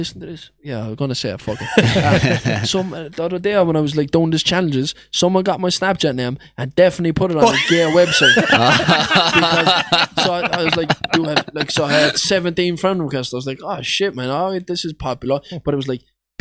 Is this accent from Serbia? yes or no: no; Limerick, Munster, Ireland; That's my hometown.